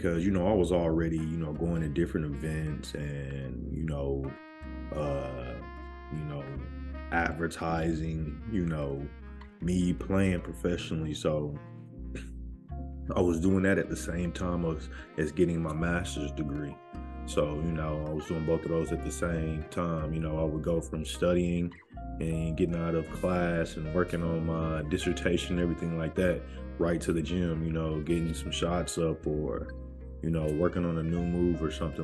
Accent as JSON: {"language": "English", "country": "United States", "said": "me as an American"}